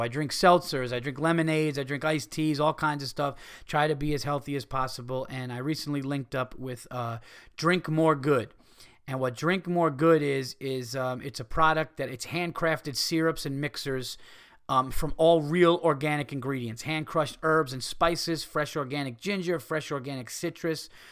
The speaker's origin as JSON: {"language": "English", "region": "New York", "country": "United States", "said": "I'm a New Yorker"}